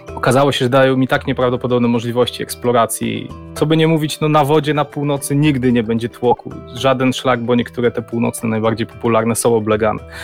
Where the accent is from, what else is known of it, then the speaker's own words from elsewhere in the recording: Gdańsk, Pomeranian Voivodeship, Poland; Mieszkam w Gdańsku, urodziłem się tutaj